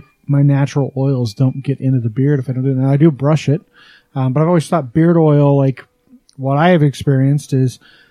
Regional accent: Wyoming, United States; now in Utah, United States; I grew up back east in Wyoming

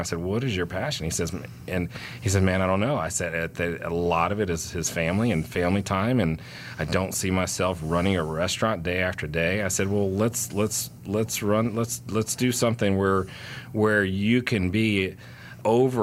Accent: Houston, Texas, United States; now in Atlanta, United States; I grew up in Houston, Texas, so Tex-Mex food was an every other day meal for us

